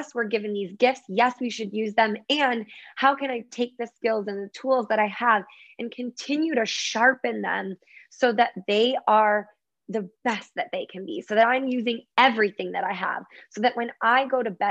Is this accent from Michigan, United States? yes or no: yes; Michigan, United States; I grew up in Michigan, so I was around a lot of water